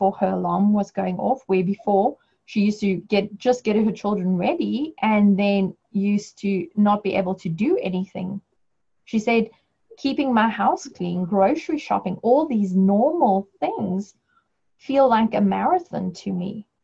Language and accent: English; South Africa; moved away; my home country, South Africa